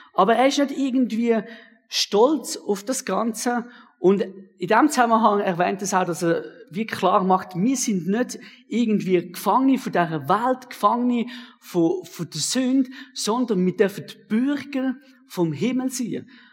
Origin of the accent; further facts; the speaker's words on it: Switzerland; ich bin gern Schweizer. Das bin ich persönlich auch. bin sehr gern Schweizer